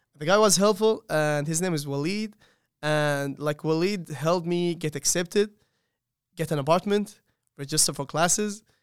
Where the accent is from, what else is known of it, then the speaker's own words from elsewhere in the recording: Saudi Arabia; moved away as an adult; now in Charlotte, United States; I'm from Saudi Arabia